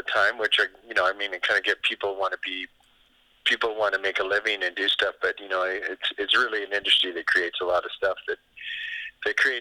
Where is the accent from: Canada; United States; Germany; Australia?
Canada; Calgary, Alberta; moved away; I grew up in Calgary